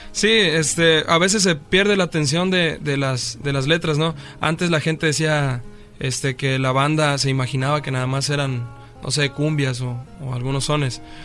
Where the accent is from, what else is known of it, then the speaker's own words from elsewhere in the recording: Coyuca de Catalán, Guerrero, Mexico; De Guerrero, de un pueblo de la tierra caliente de Guerrero que se llama Coyuca de Catalán